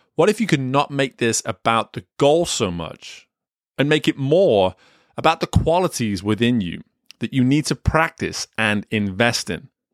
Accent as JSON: {"language": "English", "region": "England", "country": "United Kingdom", "tie": "born or raised there", "said": "Growing up in England, I played soccer, football, whatever you wanna call it, all the way up until the age of eighteen."}